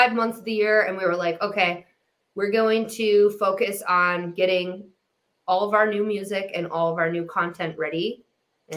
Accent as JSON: {"language": "English", "town": "Detroit", "region": "Michigan", "country": "United States", "tie": "born or raised there", "said": "I was raised in Detroit, and I came up with these Midwest values"}